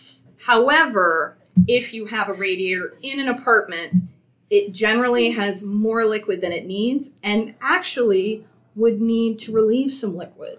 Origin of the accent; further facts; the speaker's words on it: Kansas, United States; now in New York, United States; I was born in Kansas